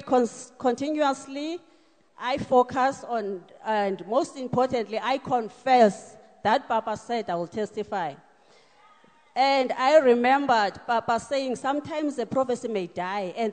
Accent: Mount Ayliff, Eastern Cape, South Africa; now in Pretoria, South Africa; Originally, I'm from Mount Aleef, Eastern Cape

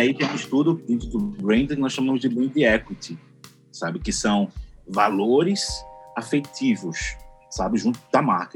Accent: Recife, Pernambuco, Brazil; eu sou aqui de Recife

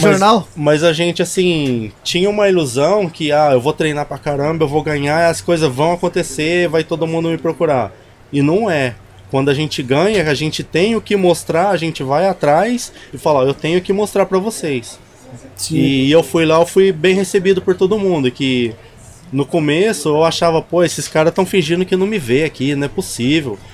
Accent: Barretos, São Paulo, Brazil; eu sou, sou de Barreto, sou chimpa

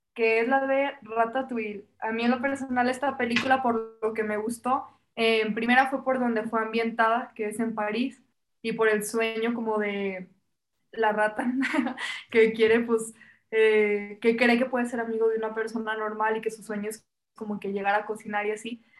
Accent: Mexico

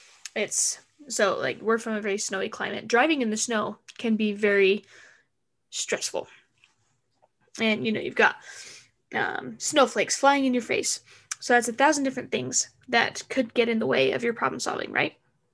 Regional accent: Arizona, United States; I am from Arizona and I don't know how to drive in the snow.

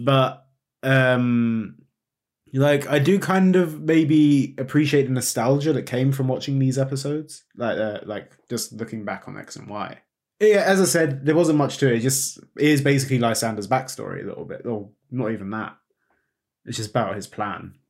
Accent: United Kingdom; we're British

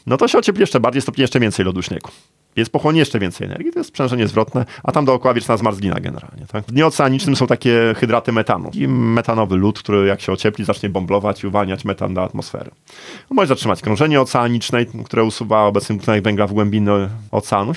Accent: Gdańsk, Pomeranian Voivodeship, Poland; Ja jestem z Gdańska. Moje rodzinne miasto

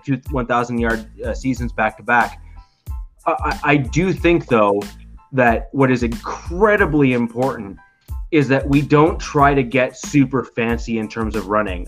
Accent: Canada; I'm Canadian

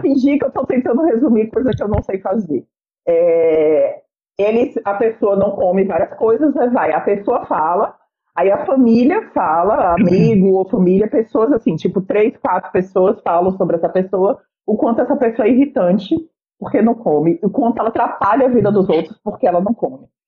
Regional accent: Bahia, Brazil; eu sou baiana

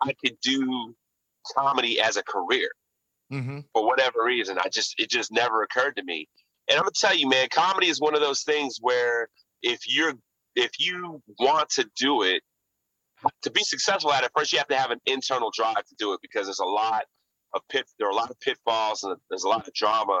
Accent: Houston, Texas, United States; moved away as an adult; also born or lived in Washington, D.C.; I came all the way from Houston

